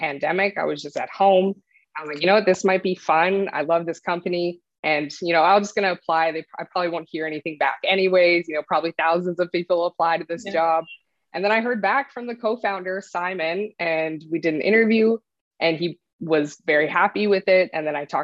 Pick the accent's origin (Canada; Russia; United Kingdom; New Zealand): Canada; I'm a Canadian artist.